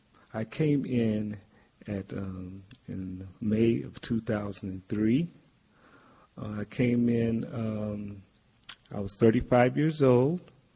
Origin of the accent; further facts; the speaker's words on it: Valdosta, Georgia, United States; Actually, I'm from Valdosta, Georgia, which is a small town. And in Valdosta, Georgia, they were known for their truck stops.